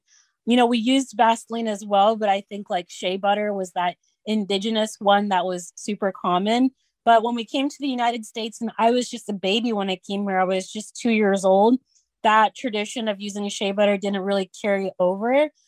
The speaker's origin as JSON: {"language": "English", "region": "Kogi", "country": "Nigeria", "said": "We're from Kogi State, and it's like smack dab in the middle of Nigeria. So we have influence from the south and the north."}